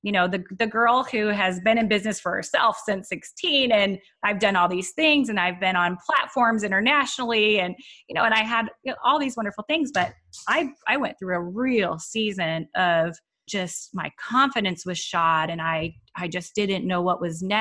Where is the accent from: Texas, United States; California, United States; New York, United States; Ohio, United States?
Texas, United States; Waco; I grew up in Waco, Texas in the US